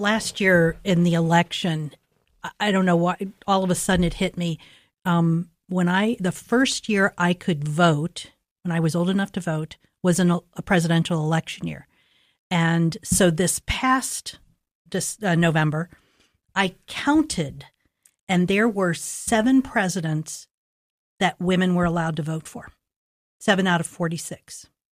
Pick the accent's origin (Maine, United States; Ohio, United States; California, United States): Ohio, United States; Columbus; I grew up in Linden, and, um, in the sixties and seventies, great neighborhoods